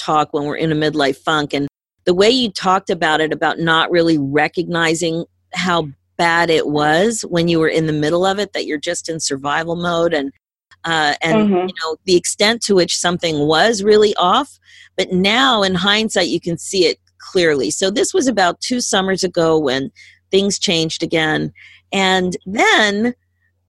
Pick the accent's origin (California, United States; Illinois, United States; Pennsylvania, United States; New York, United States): Pennsylvania, United States; Philadelphia; moved away; I'm originally from Philadelphia